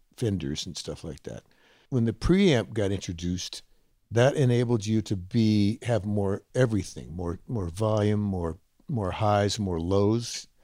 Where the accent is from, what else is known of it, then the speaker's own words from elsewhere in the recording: Huntsville, Texas, United States; moved away; I was a kid growing up in Huntsville, Texas, seventy miles north of Houston, Texas